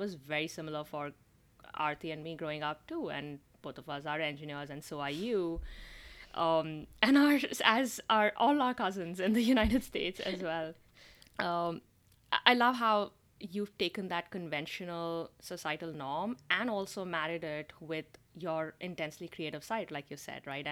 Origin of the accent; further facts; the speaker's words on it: North India, India; We grew up in India, went to school in India